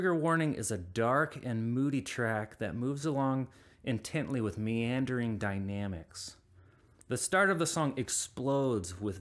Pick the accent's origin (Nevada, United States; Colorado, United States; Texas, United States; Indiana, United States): Indiana, United States; Indianapolis; moved away; my hometown of Indianapolis